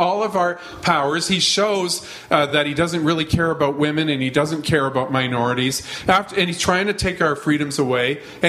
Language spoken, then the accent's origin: English; Alberta, Canada; now in Toronto, Canada; I grew up in Alberta